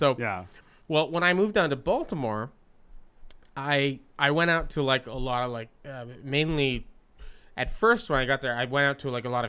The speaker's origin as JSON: {"language": "English", "country": "Canada", "tie": "born or raised there", "said": "growing up in Canada"}